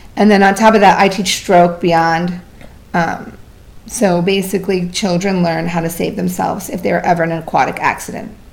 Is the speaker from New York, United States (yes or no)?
no; Vermont, United States; now in Florida, United States; I was born in Vermont